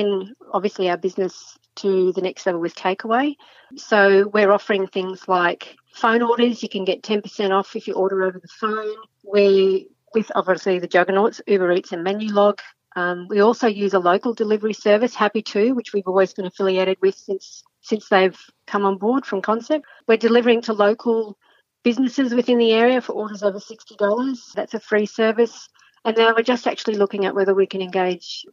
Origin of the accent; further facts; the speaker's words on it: Toowoomba, Queensland, Australia; moved away as an adult; also born or lived in Perth / Brisbane; My husband and I are here in Toowoomba. We're locals who went to school here.